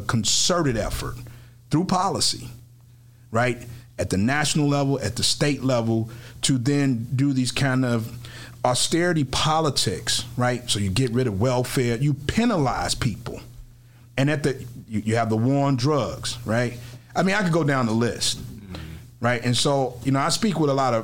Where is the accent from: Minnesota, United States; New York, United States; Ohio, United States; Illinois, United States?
Illinois, United States; Chicago; I'm from the South Side, but I'm a city kid